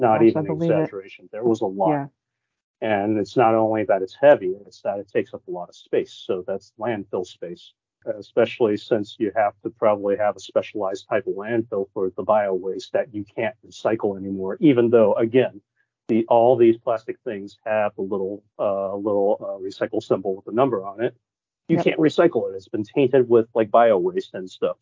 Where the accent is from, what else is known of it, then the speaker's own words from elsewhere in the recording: Danville, California, United States; I still live in where we grew up in Saramone, Danville